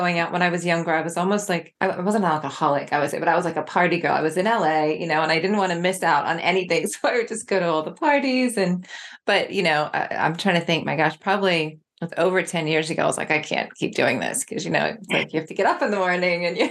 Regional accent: England, United Kingdom; now in New Zealand; I'm originally from England

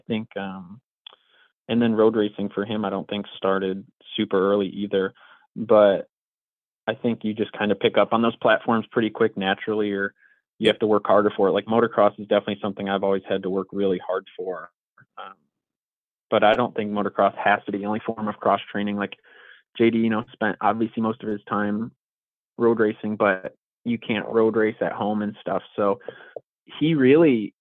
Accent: Canandaigua, New York, United States; moved away as an adult; now in Peoria, United States; I'm from Canandaigua, New York, which we had a track about 25 minutes away

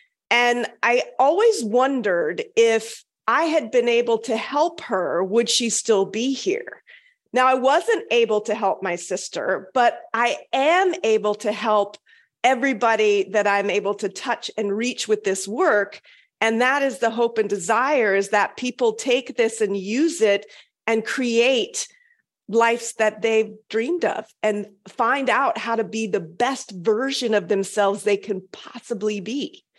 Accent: Okinawa, Japan; born there; My dad was in the Air Force. I was born in Okinawa, actually.

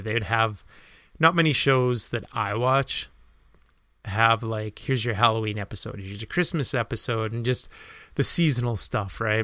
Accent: Canada; being Canadian

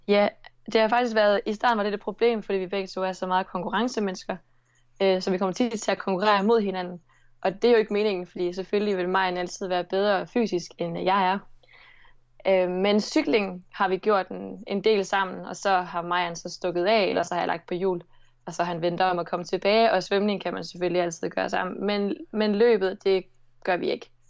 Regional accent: Nordborg, Southern Denmark, Denmark; accent: Southern Jutlandic; also born or lived in Sønderborg; jeg kommer fra Nordborg

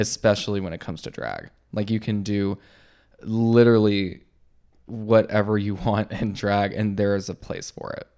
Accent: Texas, United States; growing up in Texas

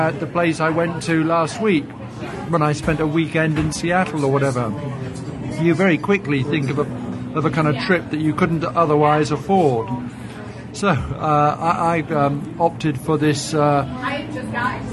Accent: England, United Kingdom

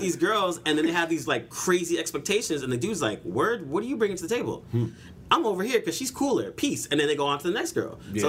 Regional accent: Bay Area, California, United States; I'm from the Bay Area

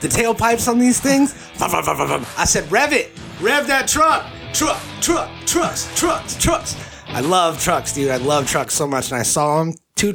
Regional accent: California, United States; me coming from the West Coast, California, and also living and growing up in California

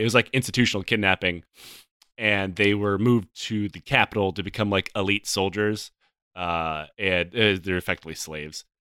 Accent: Michigan, United States; I was born in Michigan

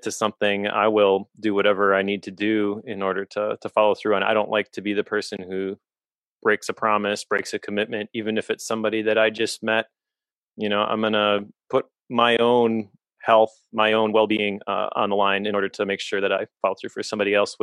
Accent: Oshkosh, Wisconsin, United States; also born or lived in Appleton, Wisconsin / De Pere, Wisconsin; I grew up in Oshkosh, a town about 30 miles away

